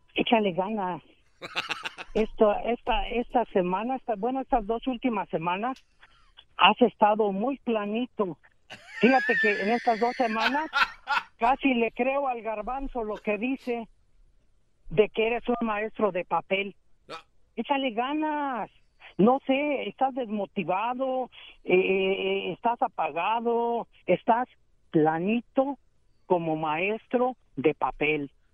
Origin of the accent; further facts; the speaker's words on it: Aguascalientes, Mexico; now in Dallas, United States; Estoy aquí en Dallas, pero yo soy de Aguascalientes, México.